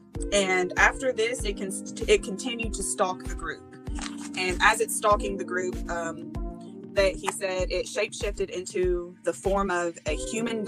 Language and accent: English; Tennessee, United States; I'm from Tennessee